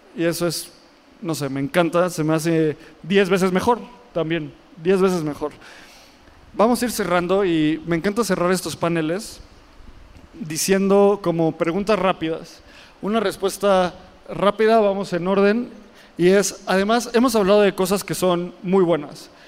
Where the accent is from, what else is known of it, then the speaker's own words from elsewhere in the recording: Mexico; Nosotros como mexicanos